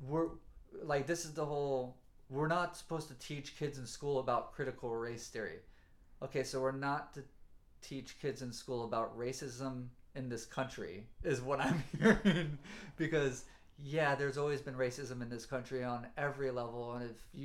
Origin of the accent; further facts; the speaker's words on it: the South, United States; I'm from the South